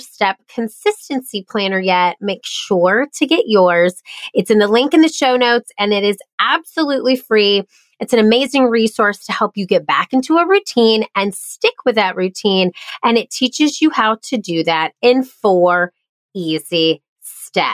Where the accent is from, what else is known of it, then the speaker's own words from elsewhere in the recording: Charleston, United States; my hometown of Charleston